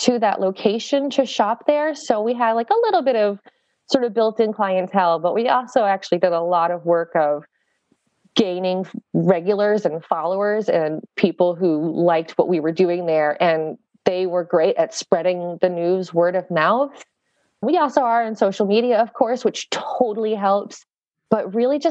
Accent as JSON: {"language": "English", "region": "South Texas", "country": "United States", "moved": "yes", "lives_now": "Michigan, United States", "said": "I'm from South Texas."}